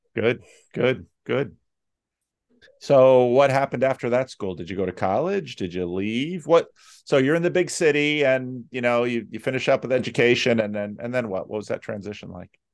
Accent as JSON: {"language": "English", "country": "United States", "tie": "born or raised there", "said": "growing up in the United States during the Cold War"}